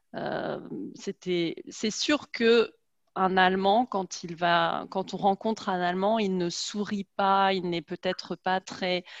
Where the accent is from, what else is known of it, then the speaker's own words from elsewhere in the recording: France; moved away as an adult; also born or lived in Germany; en tant que Française, et surtout en tant que Française de ma génération